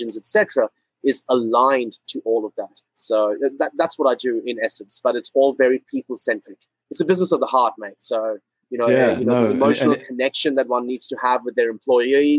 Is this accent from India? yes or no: yes; India; moved away as an adult; also born or lived in Singapore; I'm originally from India. I was born in India. Spent the first 17 years of my life in India.